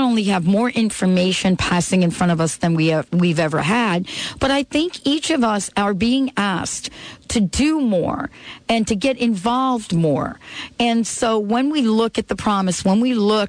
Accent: New Jersey, United States; I grew up in Jersey, so to speak, and I grew up in an Italian family

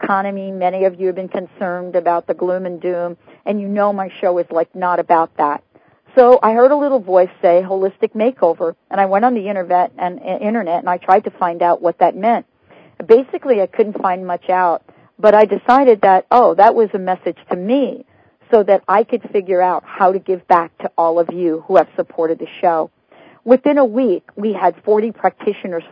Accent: New York, United States; I'm from New York, and, you know, the only hole that we grew up knowing were the potholes

